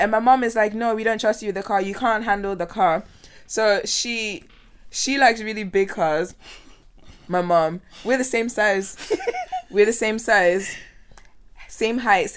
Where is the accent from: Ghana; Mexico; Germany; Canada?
Ghana; I grew up in Ghana